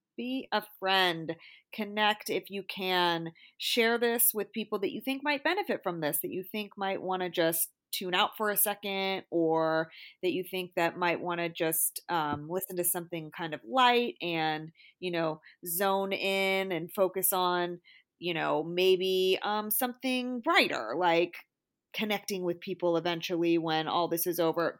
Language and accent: English; Bay Area, California, United States; I'm from the Bay Area and I was fortunate, I think, to be in and around a bunch of different races all my life.